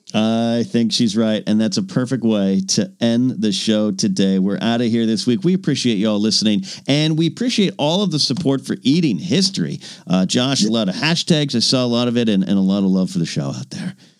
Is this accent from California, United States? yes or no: yes; Pismo Beach, California, United States; now in Los Angeles, United States; I went to my hometown